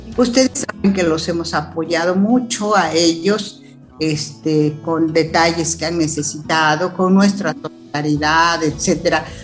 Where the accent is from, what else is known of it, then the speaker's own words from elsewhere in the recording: Chilpancingo, Guerrero, Mexico; moved away as an adult; also born or lived in Mexico City; estudié en Chilpancingo la secundaria, la el primer año de la carrera